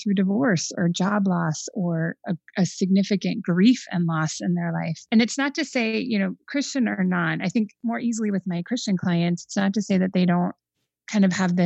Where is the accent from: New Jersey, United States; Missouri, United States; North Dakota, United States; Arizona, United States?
Arizona, United States; Phoenix; now in Chicago, United States; I grew up in Phoenix, so I'm not, you know, I'm not acclimated to this Arctic temperature of the winter.